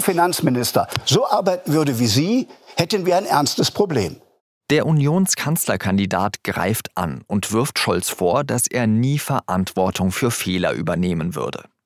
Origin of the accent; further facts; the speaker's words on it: Germany; bei uns in Deutschland